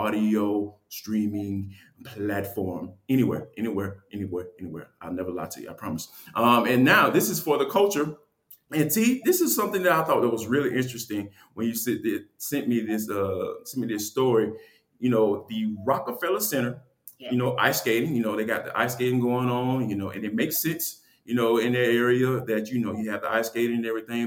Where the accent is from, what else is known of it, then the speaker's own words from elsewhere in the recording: Atlanta, Georgia, United States; growing up in Atlanta, you know, I'm coming from a different world